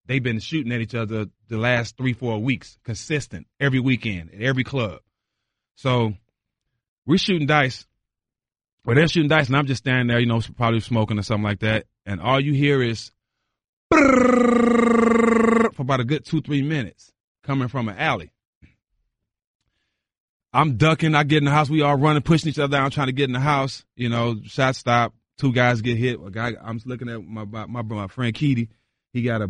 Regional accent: Port Arthur, Texas, United States; accent: bayou; moved away; also born or lived in Charlotte / Milwaukee; I grew up in Port Arthur, Texas. Port Arthur, Texas is an hour from Houston, 45 minutes from Louisiana, so we're right on the Gulf.

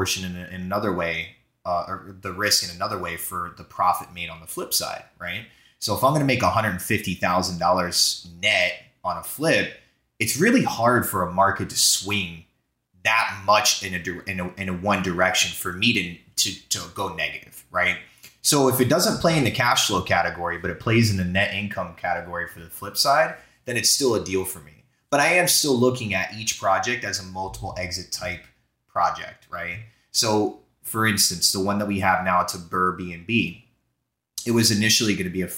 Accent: Florida, United States; moved away; also born or lived in New Jersey; I'm from Florida originally.

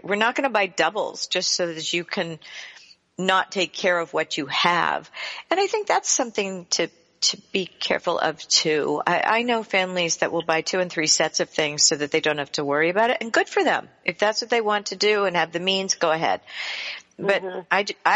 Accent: United States; We grew up on the Chesapeake Bay

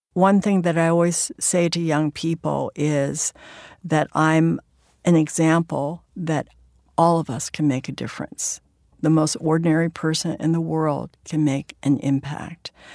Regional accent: San Francisco, California, United States; my hometown, which is San Francisco's Chinatown

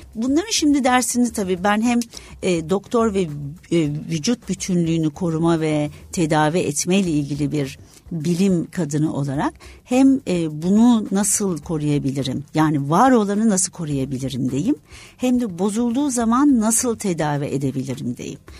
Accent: İzmir, Turkey; Tabii şimdi İzmirliyim aslında suda büyüdük, denizde büyüdük

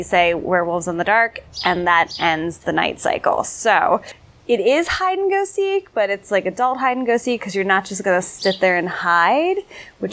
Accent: Philadelphia, Pennsylvania, United States; I am from Philadelphia.

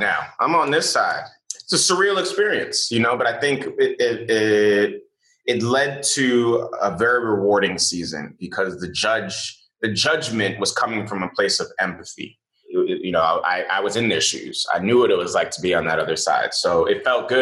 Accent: New York City, New York, United States; also born or lived in Nigeria / Louisiana; I grew up in the Bronx

